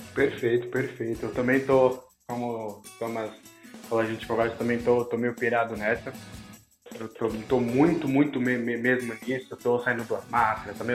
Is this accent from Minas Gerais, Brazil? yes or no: no; São Paulo, Brazil; somos de São Paulo